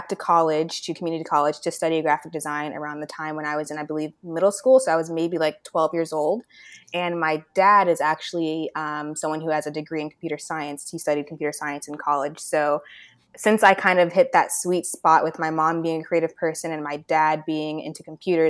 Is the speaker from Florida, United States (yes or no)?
yes; Orlando, Florida, United States; moved away as an adult; now in Cleveland, United States; I was actually born and raised in Orlando, Florida